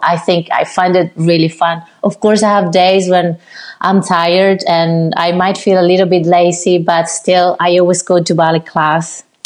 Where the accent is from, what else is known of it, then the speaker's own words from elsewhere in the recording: Cuba; moved away; also born or lived in Havana, Cuba; I did five years in my hometown